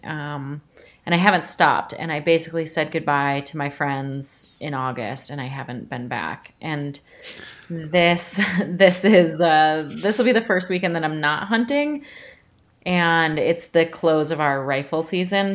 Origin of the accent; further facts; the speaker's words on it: suburbs of Chicago, Illinois, United States; moved away as an adult; also born or lived in New York / San Francisco; now in Montana, United States; I'm from Illinois, like I mentioned. I grew up, uh, sort of the suburbs of Chicago